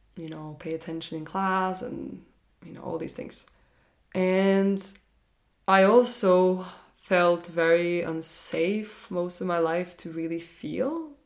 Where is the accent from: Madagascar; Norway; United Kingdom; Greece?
Norway; when I got back to Norway, I'm from Norway